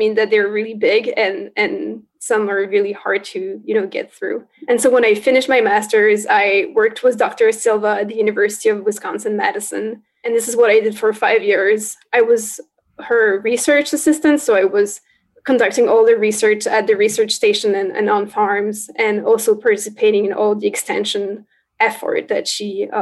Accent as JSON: {"language": "English", "region": "northeastern France", "country": "France", "tie": "born or raised there", "moved": "yes", "said": "I grew up in France on a farm in northeastern France"}